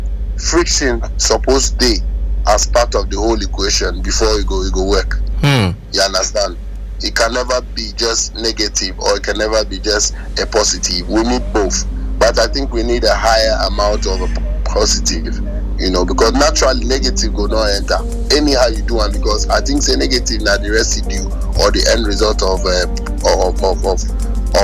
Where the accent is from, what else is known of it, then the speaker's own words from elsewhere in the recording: Ghana; I'm Ghanaian